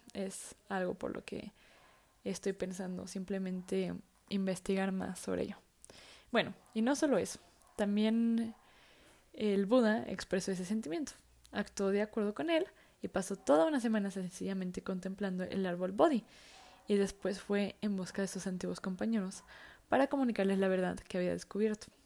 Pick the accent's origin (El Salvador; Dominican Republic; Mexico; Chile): Mexico; soy mexicana